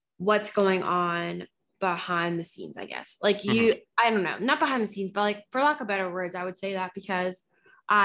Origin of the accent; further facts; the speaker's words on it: New Jersey, United States; I grew up in Jersey because my family wanted to get out of the hood